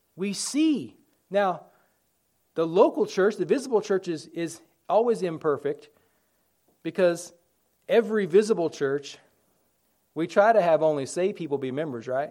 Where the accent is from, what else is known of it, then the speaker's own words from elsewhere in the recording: United States; We're all American citizens.